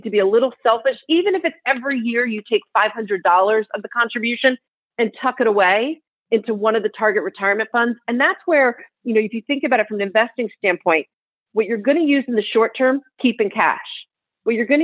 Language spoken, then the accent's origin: English; New Jersey, United States; now in California, United States; I'm from New Jersey and I live in California